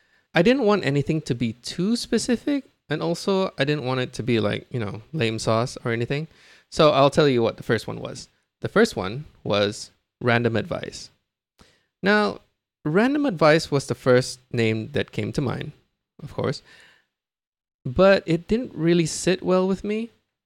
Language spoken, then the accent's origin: English; Singapore; I'm a Singaporean man. I'm 37 this year.